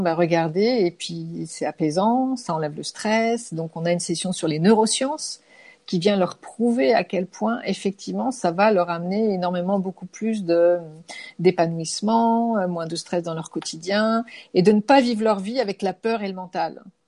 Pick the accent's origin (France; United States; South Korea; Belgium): France; je suis française